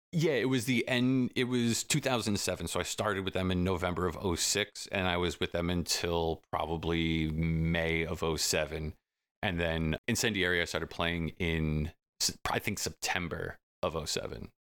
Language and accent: English; Selden, New York, United States; we live in the same town down the block from each other. That's where we grew up in Selden